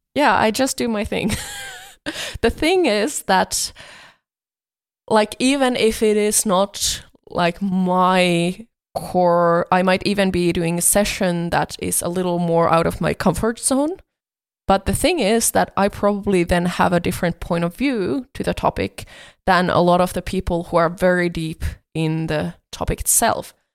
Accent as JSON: {"language": "English", "country": "Finland", "said": "I come from Finland"}